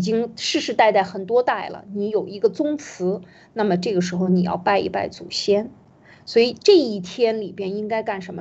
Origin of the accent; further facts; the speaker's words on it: China; 我们中国人应该找回自己的这个原，原来本来的面貌